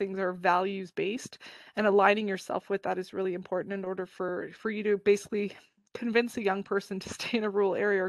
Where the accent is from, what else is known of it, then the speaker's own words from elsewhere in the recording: Toronto, Ontario, Canada; I live in a big city in Toronto, and I grew up in Toronto